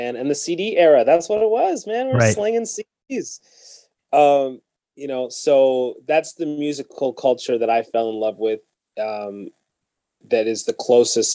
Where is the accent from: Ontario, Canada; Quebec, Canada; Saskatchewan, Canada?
Ontario, Canada; London; I grew up in London, Ontario